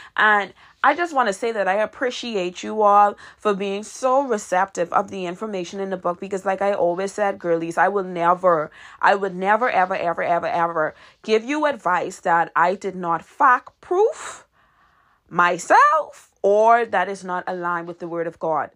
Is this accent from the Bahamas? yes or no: yes; Nassau, New Providence, Bahamas; my hometown, which is Nassau, Bahamas.